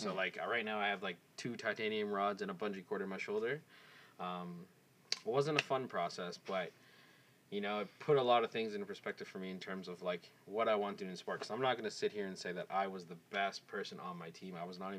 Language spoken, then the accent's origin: English; Scarborough, Ontario, Canada; born there; I was born in Scarborough.